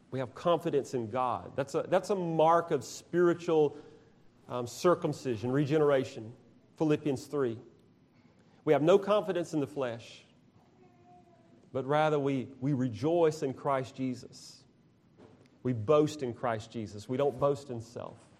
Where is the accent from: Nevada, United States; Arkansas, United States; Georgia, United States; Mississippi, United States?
Georgia, United States; now in Alabama, United States; I'm from Georgia